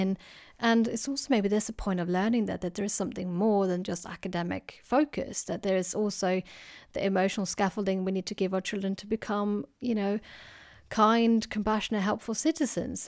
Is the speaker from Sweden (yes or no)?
yes; Sweden; now in United Kingdom; as you can hear, I, I come from Sweden